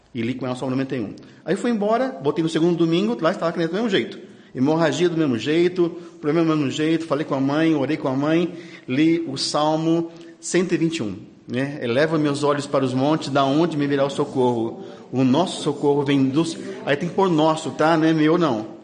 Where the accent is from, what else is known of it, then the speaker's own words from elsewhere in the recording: São Paulo, Brazil; also born or lived in Taquara, Rio de Janeiro / Assis; now in Rio de Janeiro, Brazil; Meu pai é da Ucrânia, minha mãe é lagoana, eu sou paulista